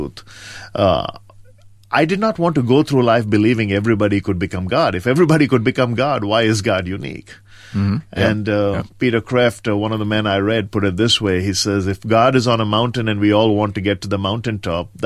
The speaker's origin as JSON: {"language": "English", "country": "India", "tie": "born or raised there", "moved": "yes", "said": "I grew up in rural India on the East Coast, a small town between Madras and Calcutta, and spent all my formidable years there, primary education."}